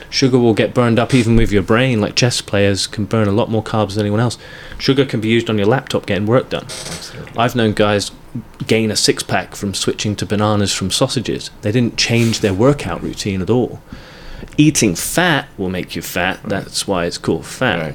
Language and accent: English; England, United Kingdom; the sort of earliest memory I remember is growing up in England